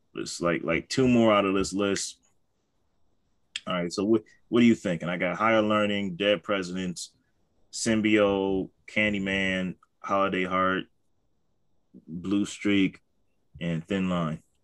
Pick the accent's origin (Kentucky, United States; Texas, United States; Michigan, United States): Michigan, United States; Detroit; I'm from Detroit.